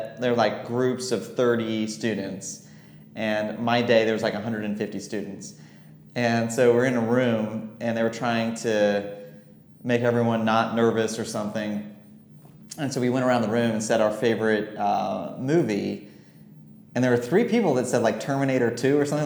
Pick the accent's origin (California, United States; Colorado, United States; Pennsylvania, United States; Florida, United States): Florida, United States; moved away as an adult; also born or lived in Virginia / Washington, District of Columbia, United States; now in Charlotte, United States; I grew up in Florida, went to school at Washington and Lee in Virginia, moved to DC after